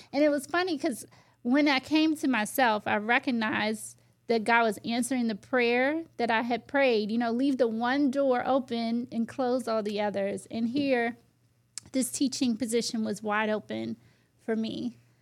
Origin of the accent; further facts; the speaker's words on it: United States; also born or lived in Virginia; I grew up in the Washington, D C, Maryland area